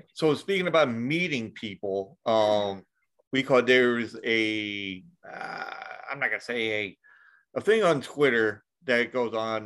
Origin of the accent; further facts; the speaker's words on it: New York, United States; I'm from New York